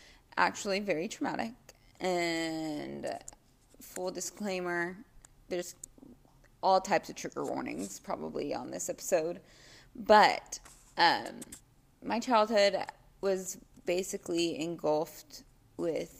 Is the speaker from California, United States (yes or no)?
no; Dallas, Texas, United States; I was born and raised in Dallas